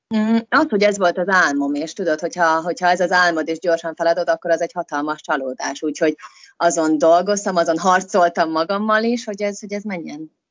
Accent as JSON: {"language": "Hungarian", "country": "Hungary", "tie": "born or raised there", "moved": "as an adult", "lives_now": "United Kingdom", "said": "van egy barátnőm, akivel mi együtt nőttünk fel otthon"}